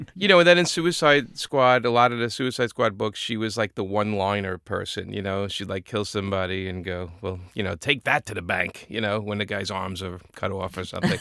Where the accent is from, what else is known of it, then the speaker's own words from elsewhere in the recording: New York, United States; being a New Yorker